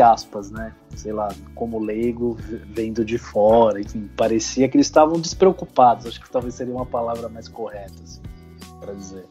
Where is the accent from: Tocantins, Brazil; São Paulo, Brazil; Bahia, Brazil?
São Paulo, Brazil; A gente é de São Paulo